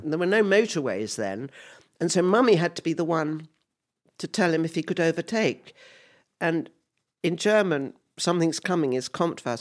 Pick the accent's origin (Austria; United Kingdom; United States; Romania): United Kingdom; England; when I was growing up in England, um, I was always, I know that I was always the odd one, um, who had foreign parents